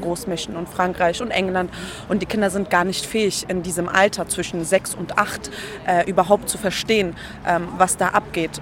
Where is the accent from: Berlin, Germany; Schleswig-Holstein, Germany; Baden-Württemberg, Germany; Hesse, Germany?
Berlin, Germany; also born or lived in Treptow-Köpenick; ich bin aufgewachsen eigentlich in Kreuzberg im Brennpunkt ja. äh, am Cottbuster Tor